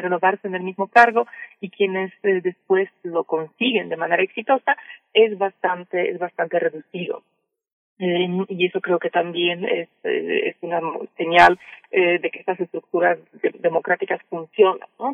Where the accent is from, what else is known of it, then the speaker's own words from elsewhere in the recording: Mexico; yo como mexicana me siento orgullosa